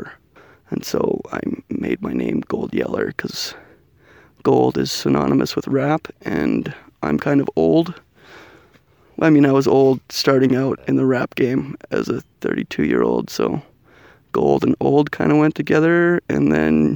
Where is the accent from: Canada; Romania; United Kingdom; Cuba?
Canada; now in United States; I am a Canadian living in the United States of America